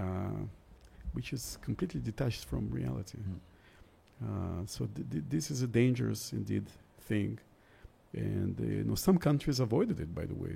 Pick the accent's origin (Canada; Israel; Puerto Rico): Israel; moved away as an adult; also born or lived in St. Petersburg, Russia / Moscow, Russia / Tbilisi, Georgia; now in Georgia; my family emigrated to Israel when I was little in, uh, in the 70s. So I grew up there.